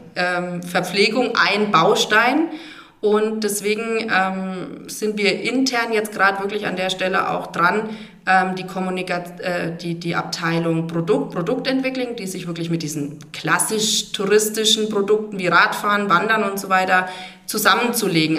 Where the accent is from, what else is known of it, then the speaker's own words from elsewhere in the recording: Motten, at the foot of the Dreistelz, Bavaria, Germany; moved away as an adult; also born or lived in Hammelburg / Ecuador / Bad Neustadt; ich bin äh, gebürtig aus Motlos und ähm, am Fuße des Dreischätzberges groß geworden